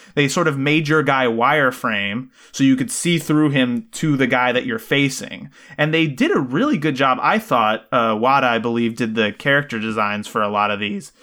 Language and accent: English; Puerto Rico; growing up in Puerto Rico